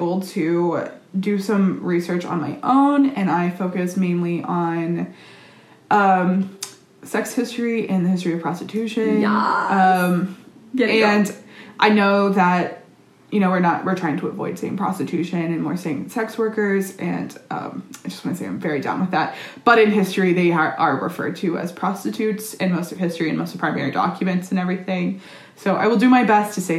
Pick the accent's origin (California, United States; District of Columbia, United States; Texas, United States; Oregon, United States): Texas, United States; We're both from Texas